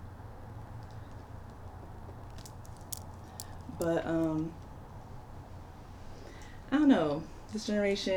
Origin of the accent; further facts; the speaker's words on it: Nigeria; moved away; it also just, like, inspires me to go back home